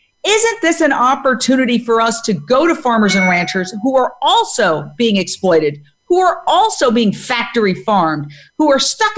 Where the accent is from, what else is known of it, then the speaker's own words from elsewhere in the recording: New York City, New York, United States; I was born and raised in Midtown Manhattan